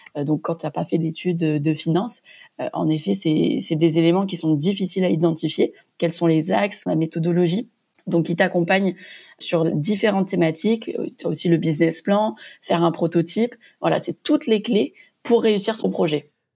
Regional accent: Montpellier, Occitania, France; moved away as an adult; also born or lived in Châtenay-Malabry / Cambodia; je suis originaire de Montpellier où j'ai fait mes études de pharmacie

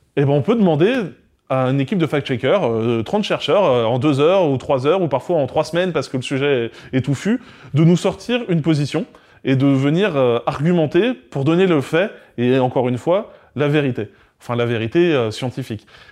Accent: near Caen, Calvados, Normandy, France; je viens de Normandie, euh, à côté de Caen, dans le Calvados

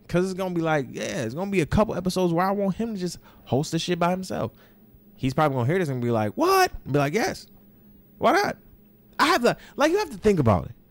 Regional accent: Florida, United States; moved away; I say I'm from Florida, right? No, my brother, born, raised, bred from Florida. You understand what I'm saying? Like, I was born a little bit raised

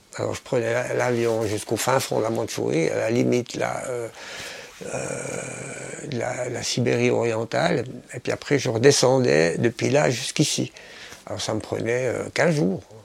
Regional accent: Switzerland; moved away as an adult; now in Hong Kong; je suis de Suisse

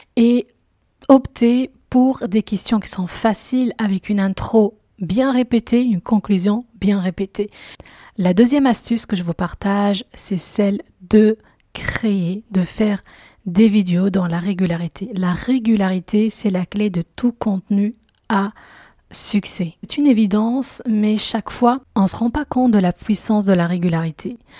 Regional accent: Belgium; moi je suis belge à la base

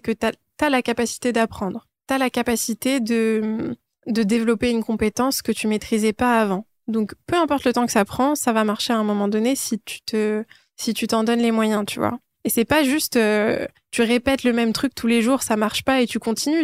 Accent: Île-de-France, France; also born or lived in Iran / Nanterre / Paris / London; je suis née en Iran, je, suis retournée en France, euh, bah, je suis arrivée en France quand j'étais encore un bébé. Et donc, j'ai grandi en France

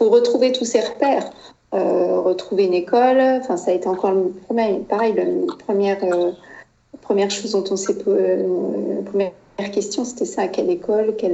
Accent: France; moved away as an adult; also born or lived in United States; ça faisait même pas un an qu'on était aux États-Unis. Euh, j'avais plus vraiment la sensation d'être chez moi en France

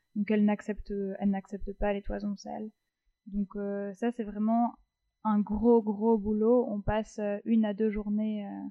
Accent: Paris, Île-de-France, France; moved away as an adult; also born or lived in La Rochelle; now in Brussels, Belgium; j'ai, j'ai grandi sur Paris et je suis venue à Bruxelles pour les études, mais je suis originaire de La Rochelle.

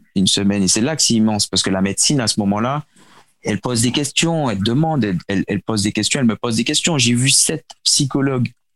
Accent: Martinique; also born or lived in Seine-et-Marne, France; j'ai grandi aux Antilles, à la Martinique plus précisément

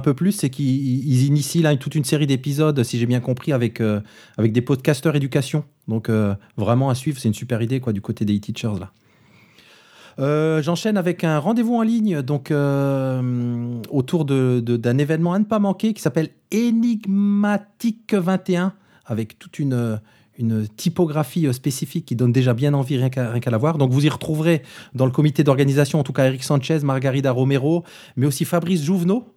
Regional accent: Moselle, Grand Est, France; comme on dit chez moi, du, côté de chez moi en Moselle

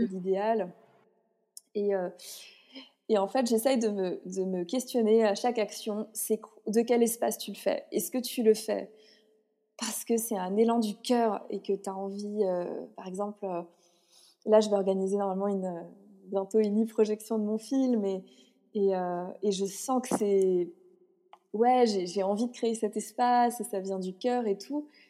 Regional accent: France; je suis née en France

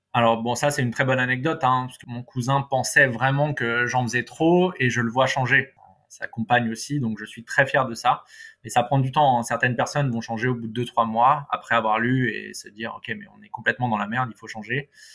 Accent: Paris, Île-de-France, France; en tant que bon parisien

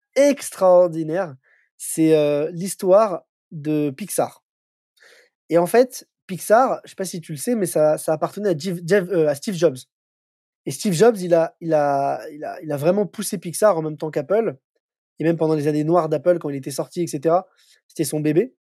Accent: Paris, Île-de-France, France; moi je suis un Parisien, je suis né à Paris, j'ai vécu à Paris toute ma vie.

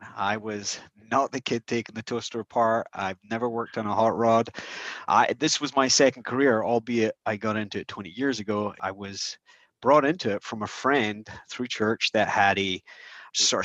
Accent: Scotland, United Kingdom; moved away as an adult; now in United States; I grew up in Scotland. I came over to America when I was 21 to marry my bride.

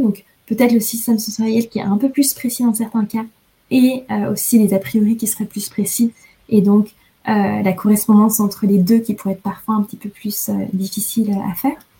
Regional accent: France; moved away; je suis française

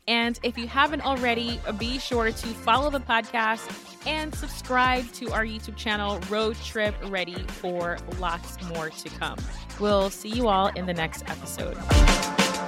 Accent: New York, United States; now in Connecticut, United States; originally from New York

